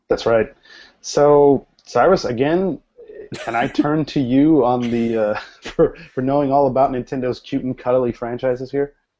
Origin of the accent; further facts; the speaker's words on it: United States; as an American